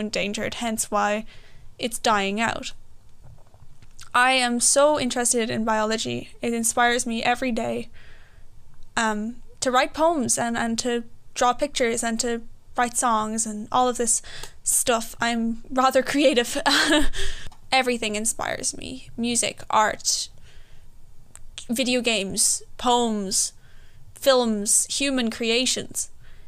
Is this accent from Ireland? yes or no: yes; Galway, Connacht, Ireland; I'm from Galway, Ireland. I'm 19.